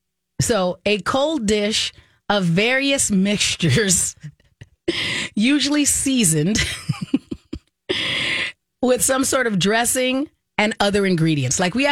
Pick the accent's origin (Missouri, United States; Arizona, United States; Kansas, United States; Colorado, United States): Arizona, United States; when I was growing up in Arizona